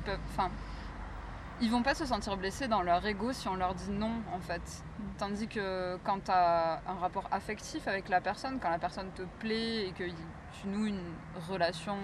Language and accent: French; near Carcassonne, Occitania, France; j'ai grandi à côté de Carcassonne